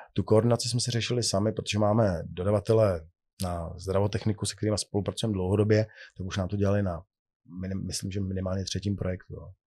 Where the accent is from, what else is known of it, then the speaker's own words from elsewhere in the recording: Czechia; u nás v Čechách